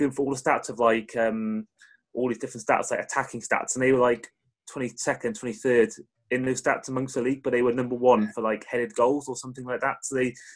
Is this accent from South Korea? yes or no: no; Cardiff, Wales, United Kingdom; I was born in Cardiff